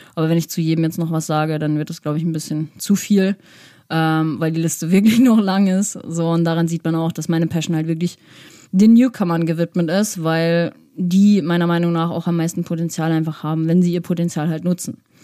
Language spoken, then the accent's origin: German; Winterberg, North Rhine-Westphalia, Germany; ich komme ja aus Winterberg